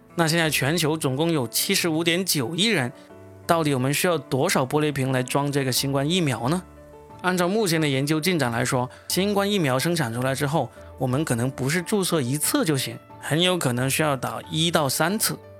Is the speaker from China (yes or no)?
yes; China; 我们中国人